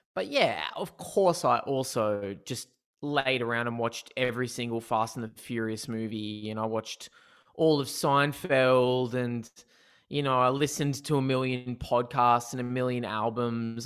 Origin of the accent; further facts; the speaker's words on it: Newcastle, New South Wales, Australia; also born or lived in Sydney; I grew up in Newcastle, um, in New South Wales